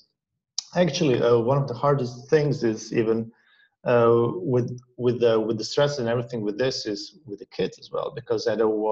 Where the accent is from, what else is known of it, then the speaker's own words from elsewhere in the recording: Croatia; Croatia. That's where like my country is from, where I'm from. And I had a very cool and easygoing childhood